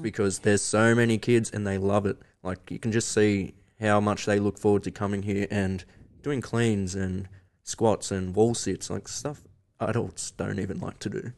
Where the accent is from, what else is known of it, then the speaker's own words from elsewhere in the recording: Victoria, Australia; growing up in Victoria